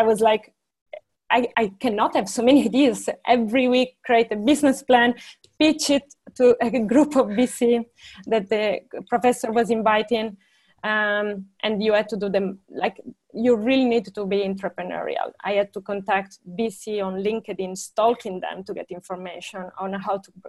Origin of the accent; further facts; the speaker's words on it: small town in northwest Italy near Alba, Piedmont, Italy; moved away as an adult; also born or lived in Padua, Italy / Turin, Italy; now in Berlin, Germany; I come from Italy, from a very small town in the northwest of Italy, close to the border with France